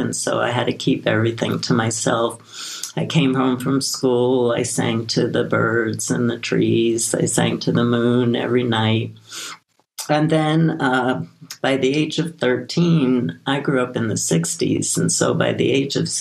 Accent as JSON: {"language": "English", "town": "New York City", "region": "New York", "country": "United States", "tie": "born or raised there", "said": "I grew up in Brooklyn, New York"}